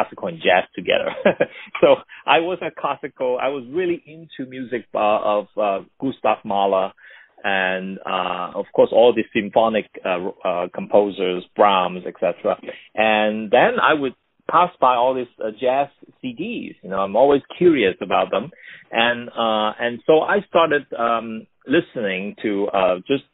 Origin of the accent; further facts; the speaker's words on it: Hong Kong; also born or lived in New York, United States; now in Los Angeles, United States; I grew up in Hong Kong, and that was still under the British